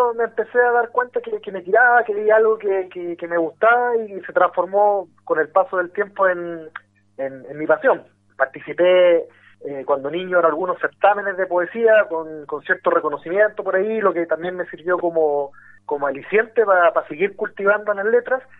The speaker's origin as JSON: {"language": "Spanish", "town": "Quilpué", "region": "Valparaíso", "country": "Chile", "tie": "born or raised there", "also_born_or_lived": "Talcahuano", "said": "Yo soy de provincia, soy posteño. me crecí en ciudades como Quilpué, que está al interior de la quinta región, viví también cuando niño en, en Talcahuano"}